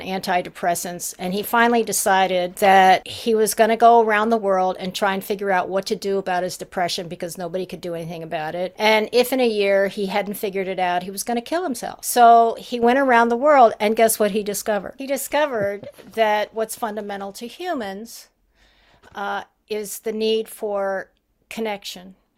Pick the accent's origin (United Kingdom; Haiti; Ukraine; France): Haiti; I was brought up in Haiti